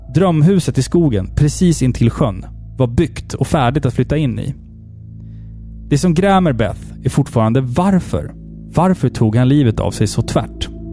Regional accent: Sweden; jag är svensk, jag firar midsommar

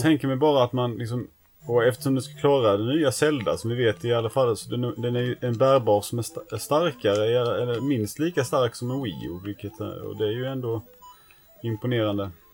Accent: Näsum, Skåne, Sweden; när jag var liten bodde i Näsum så fanns det ingen pizzeria där i Näsum

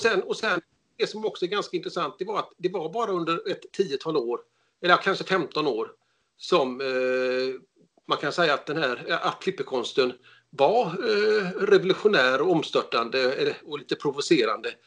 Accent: Gothenburg, Västra Götaland, Sweden; Jag är från Göteborg

